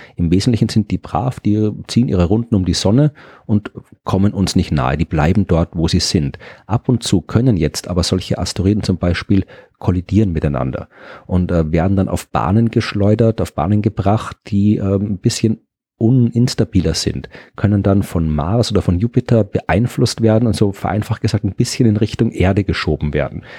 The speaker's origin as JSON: {"language": "German", "country": "Austria", "said": "ich bin ja Österreicher und habe in Österreich studiert"}